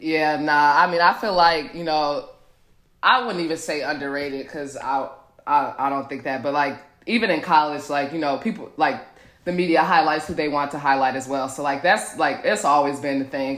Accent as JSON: {"language": "English", "town": "Milwaukee", "region": "Wisconsin", "country": "United States", "also_born_or_lived": "Indiana", "moved": "as an adult", "lives_now": "Dallas, United States", "said": "I'm from Milwaukee, Wisconsin"}